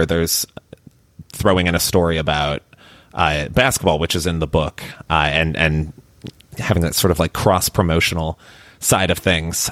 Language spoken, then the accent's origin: English; Chicago, Illinois, United States; also born or lived in Miami; now in Austin, United States; I grew up in Chicago